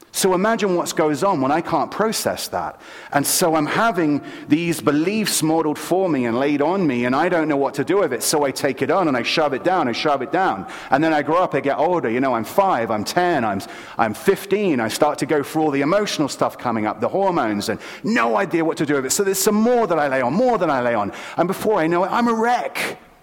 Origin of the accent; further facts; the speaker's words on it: London, United Kingdom; moved away; I grew up in London, England, and in city London.